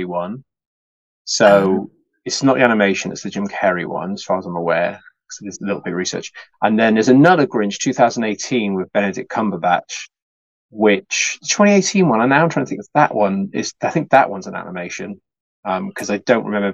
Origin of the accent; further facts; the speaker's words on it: United Kingdom; As a British person